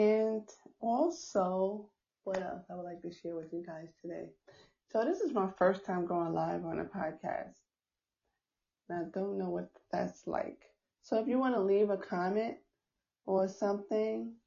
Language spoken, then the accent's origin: English; New York, United States; I'm from New York